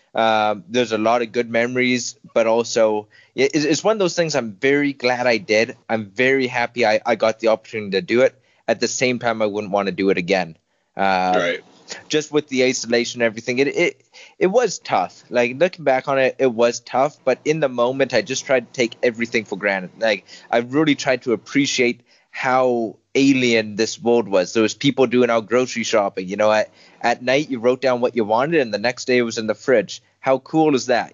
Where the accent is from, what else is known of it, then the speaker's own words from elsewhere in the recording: Winnipeg, Manitoba, Canada; moved away as an adult; now in Dublin, Ireland; we found a really good home in the Winnipeg Academy of Mixed Martial Arts in my hometown of Winnipeg